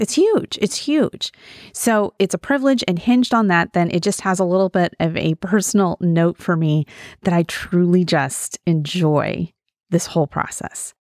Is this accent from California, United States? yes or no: no; Wyoming, United States; I'm from Wyoming, small town in Wyoming, and I was 4 or 5 when my dad was first elected